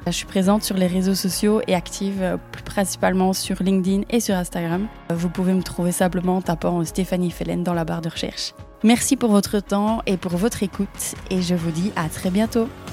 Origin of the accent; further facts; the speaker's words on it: Belgium; accent: Belgian; je suis belge, si vous demandez euh, d'où vient ce petit accent